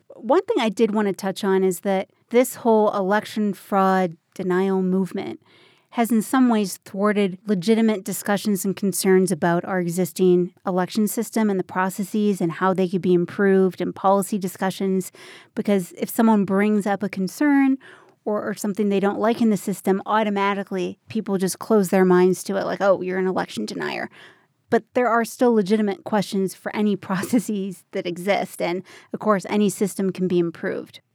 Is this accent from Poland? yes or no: no; Minnesota, United States; now in Colorado, United States; It's my home state, the, the great northern state. It's Minnesota